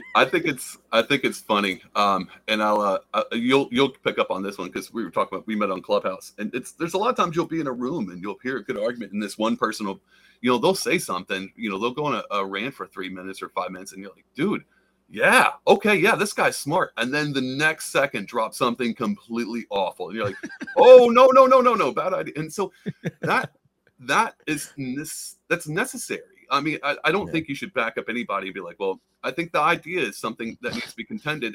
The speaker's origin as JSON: {"language": "English", "region": "the South", "country": "United States", "said": "I'm from the South"}